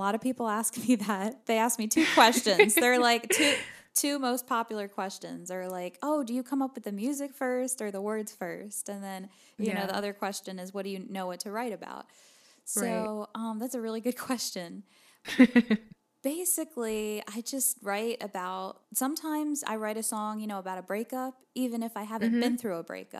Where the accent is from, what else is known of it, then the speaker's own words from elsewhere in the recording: New Jersey, United States; now in Nashville, United States; I moved to Nashville from New Jersey 2 years ago.